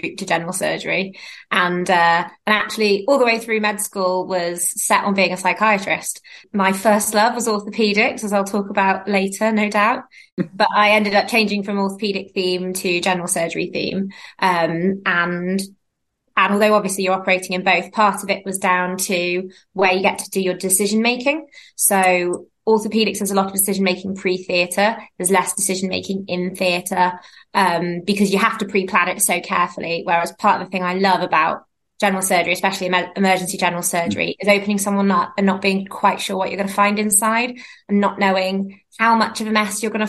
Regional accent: Bristol, South West England, United Kingdom; moved away as an adult; now in Merseyside, United Kingdom; I'm originally from Bristol and did all my pre-reg training down in Bristol before moving up to Mersey

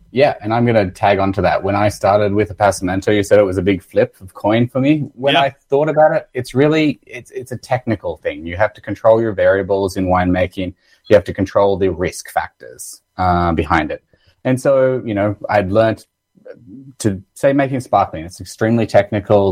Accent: Australia; accent: Australian; moved away as an adult; now in Canada; I'm originally from Australia. You might tell that from my accent.

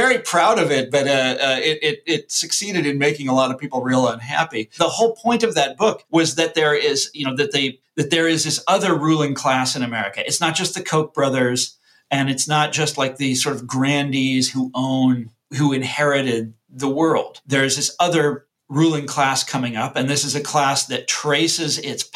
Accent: Mission Hills, Kansas, United States; I grew up in Johnson County, Kansas

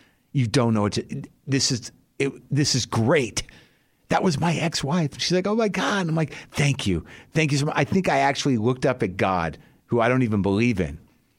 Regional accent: New Mexico, United States; I grew up in New Mexico. I live here now.

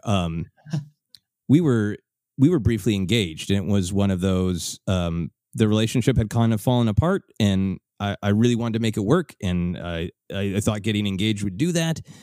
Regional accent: Minneapolis, Minnesota, United States; now in Los Angeles, United States; my hometown of Minneapolis

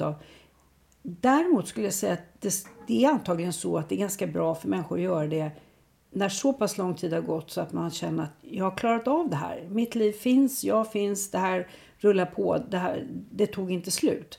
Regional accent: Sweden; för mig som svensk

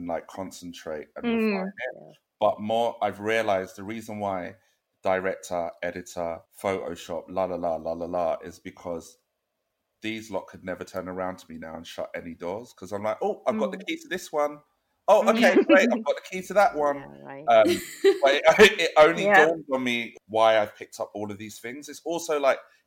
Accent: Croydon, London, United Kingdom; I am from South London, Croydon

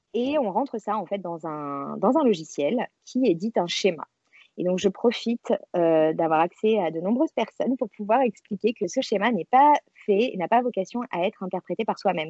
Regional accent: Marseille, Provence-Alpes-Côte d'Azur, France; moved away as an adult; now in Paris, France; je vis à Paris depuis une dizaine d'années, mais je suis marseillaise d'origine

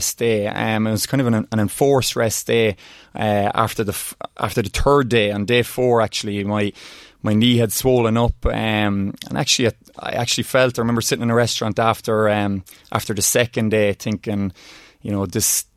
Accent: Oldcastle, Leinster, Ireland; growing up in Oldcastle, you know, Rory Galligan was a famous rally car driver and from the town.

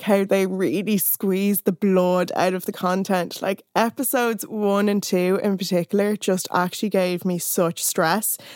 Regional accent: Ireland; growing up in Ireland

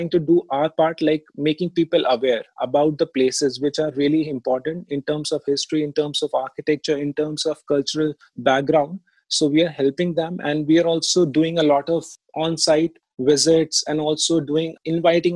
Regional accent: Delhi, India; also born or lived in Jodhpur; I born and brought up in Delhi, and especially in Old Delhi

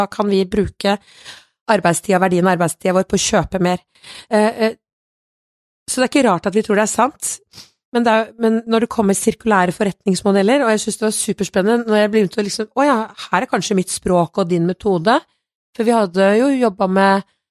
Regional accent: Kongsberg, Buskerud, Norway; jeg kommer fra Kongsberg sjøl

